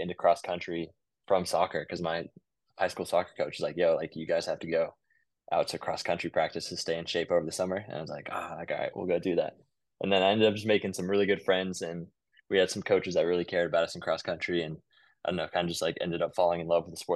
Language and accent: English; Midland, Texas, United States; moved away as an adult; now in Lawrence, United States; I'm from Midland, Texas originally.